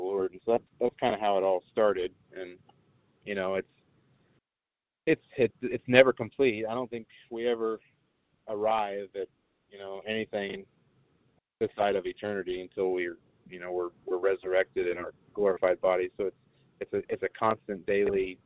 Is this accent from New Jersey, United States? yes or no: no; Emporia, Kansas, United States; also born or lived in Oregon; now in Vero Beach, United States; I was born and raised in Kansas